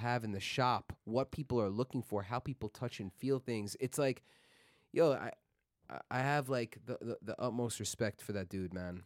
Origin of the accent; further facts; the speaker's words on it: New York City, New York, United States; I was born in Queens, grew up in Queens